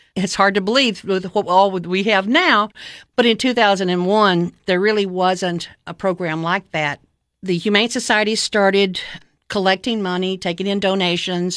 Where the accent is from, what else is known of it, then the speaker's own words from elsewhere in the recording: Cookeville, Tennessee, United States; moved away as an adult; I moved back to, um, my hometown in, uh, the summer of nineteen ninety-nine